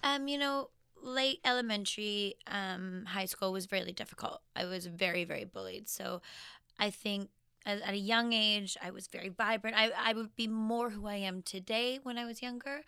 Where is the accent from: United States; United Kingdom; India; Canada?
Canada; Regina, Saskatchewan; I was born in Regina, Saskatchewan